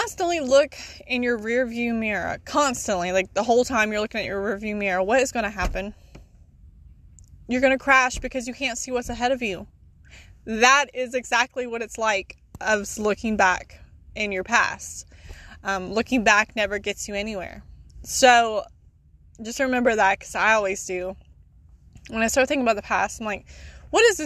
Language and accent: English; South Carolina, United States; I am from South Carolina